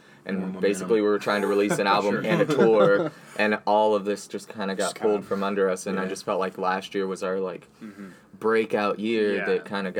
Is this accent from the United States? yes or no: yes; Harlingen, Texas, United States; moved away as an adult; also born or lived in College Station, Texas; now in Austin, United States; I'm from South Texas. South Texas. Yeah. Harlingen.